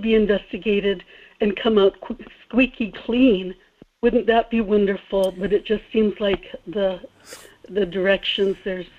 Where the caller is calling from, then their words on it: South Korea; in Korea.